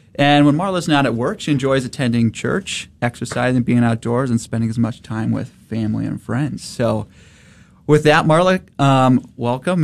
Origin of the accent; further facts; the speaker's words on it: St. Louis, Missouri, United States; moved away as an adult; now in Dallas, United States; born and raised in St. Louis, but came down here